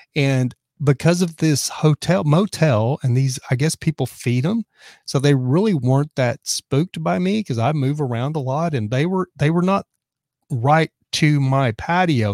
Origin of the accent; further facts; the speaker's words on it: Texas, United States; moved away as an adult; also born or lived in Dallas; now in California, United States; I'm from Texas